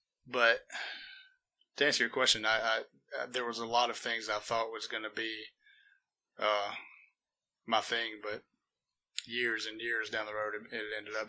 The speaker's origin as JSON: {"language": "English", "country": "United States", "tie": "born or raised there", "said": "I'm born and raised in Walker County, near the Coleman County line, on the river pretty much. And, that's kind of me and where I'm from right there."}